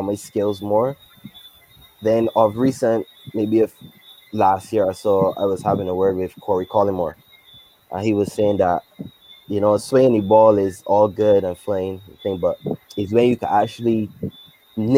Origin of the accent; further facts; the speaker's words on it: Saint Andrew, Barbados; I come from St. Andrew, playing cricket, playing T-ball cricket in the road, not playing cricket in primary school